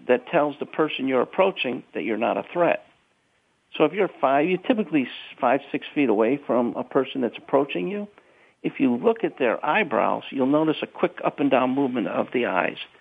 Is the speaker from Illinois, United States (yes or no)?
yes; Chicago, Illinois, United States; I'm from South Side of Chicago